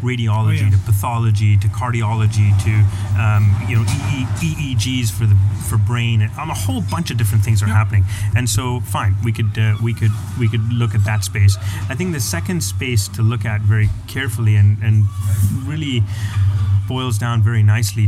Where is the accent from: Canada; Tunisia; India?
Canada; It's my home country, and I love it